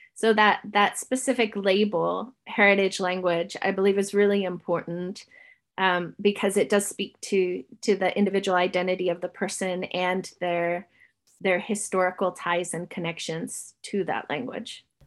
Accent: California, United States; now in New Zealand; I grew up in California, my mom is Ukrainian, and so I grew up Ukrainian American.

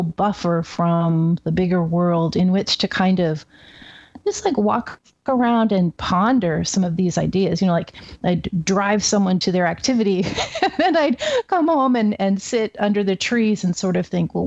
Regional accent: Seattle, Washington, United States; moved away as an adult; now in Oregon, United States; I grew up in Seattle, West Coast.

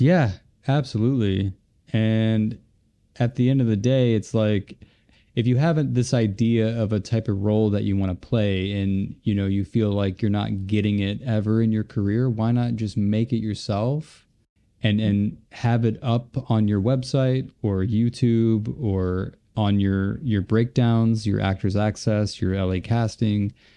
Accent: Cleveland, Ohio, United States; I grew up in Ohio, Cleveland, Ohio

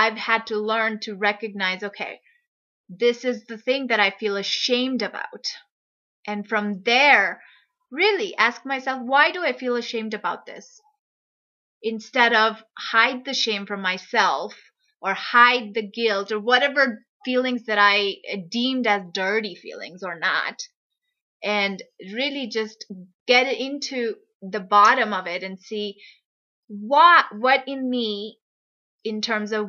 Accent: India; I'm from India

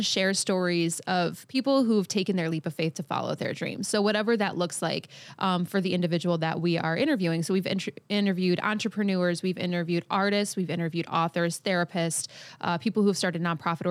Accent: Michigan, United States; I am a singer-songwriter from Michigan here

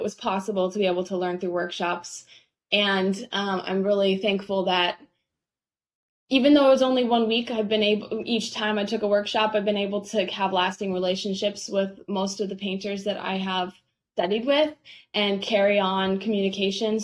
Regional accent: Indianapolis, Indiana, United States; moved away as an adult; also born or lived in Maine; I grew up in the Indianapolis area

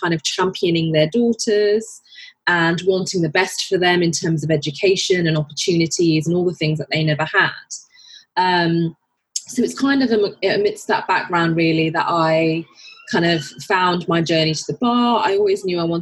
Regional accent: Birmingham, West Midlands, United Kingdom; moved away as an adult; now in London, United Kingdom; I was born and brought up in Birmingham

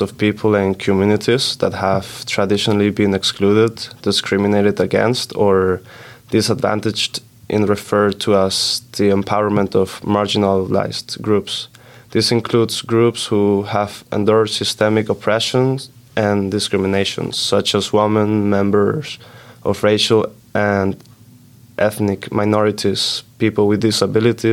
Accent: Switzerland; I'm from Switzerland and I'm majoring in business management.

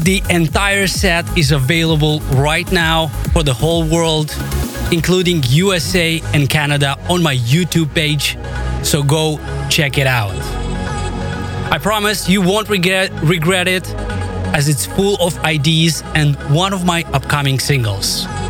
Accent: Moldova; my home country of Moldova

